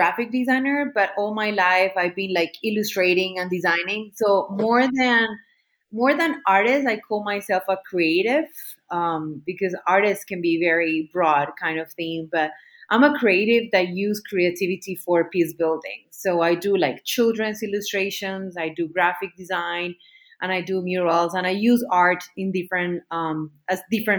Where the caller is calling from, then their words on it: Medellin, Antioquia, Colombia; today I'm connected from Medellin, Colombia.